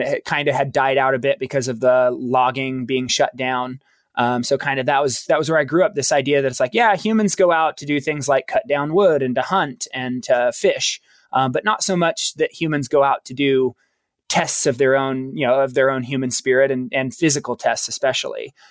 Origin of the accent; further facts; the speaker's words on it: Baker City, Oregon, United States; I was born in small town Eastern Oregon, a little town called Baker City, Oregon.